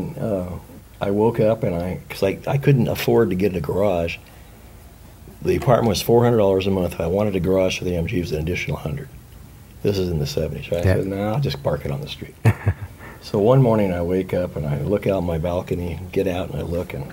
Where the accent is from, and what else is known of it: Los Angeles, California, United States; born or raised there; moved away; also born or lived in Naples, Italy / New Jersey